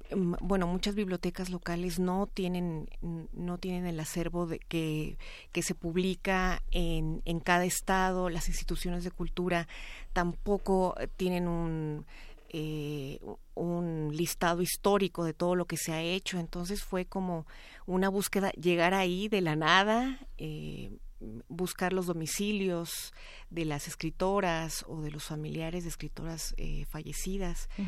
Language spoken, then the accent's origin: Spanish; Chihuahua, Mexico; yo soy de Chihuahua